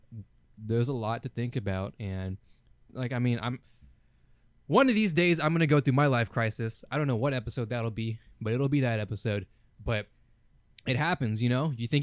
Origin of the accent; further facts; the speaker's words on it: United States; We're from America, by the way